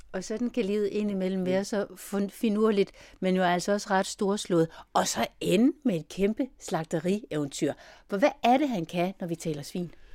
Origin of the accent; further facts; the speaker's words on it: Denmark; som dansker